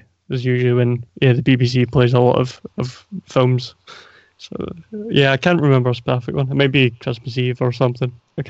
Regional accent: Scotland, United Kingdom; I'm from Scotland.

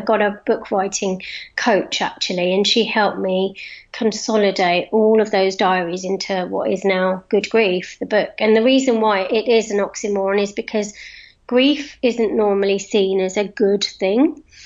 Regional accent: London, United Kingdom; moved away as an adult; now in Cotswolds, United Kingdom; I moved from London. I was a Londoner, and I still am a Londoner, but I moved from London to the Cotswolds to live about 10 years ago.

